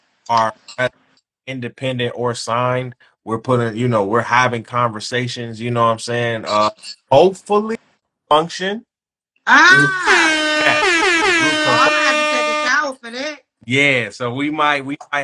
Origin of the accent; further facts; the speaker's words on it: Detroit, Michigan, United States; I'm from Detroit